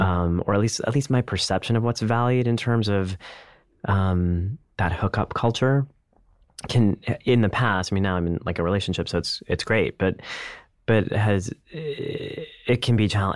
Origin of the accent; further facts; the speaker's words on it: India; as an Indian man